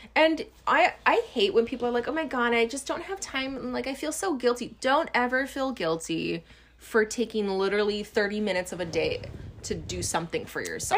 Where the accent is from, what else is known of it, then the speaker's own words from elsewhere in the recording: Hawaii, United States; we grew up in Hawaii